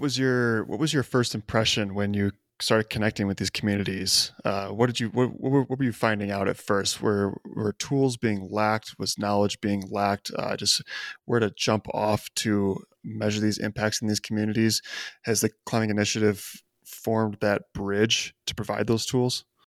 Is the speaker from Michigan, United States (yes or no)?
no; Chicago, Illinois, United States; I grew up in the Chicago area